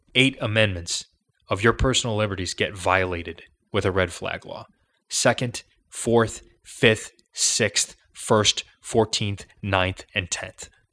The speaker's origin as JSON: {"language": "English", "town": "Chicago", "region": "Illinois", "country": "United States", "said": "I'm from Chicago."}